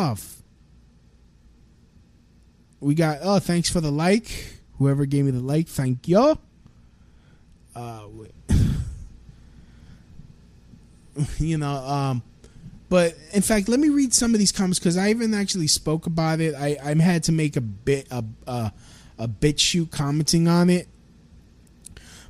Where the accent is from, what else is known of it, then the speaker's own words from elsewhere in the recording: United States; I'm an American citizen, born here